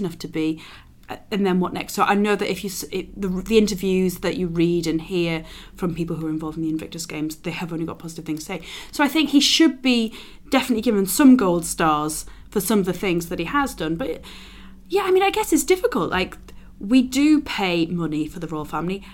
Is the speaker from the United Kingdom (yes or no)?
yes; London, United Kingdom; As a Londoner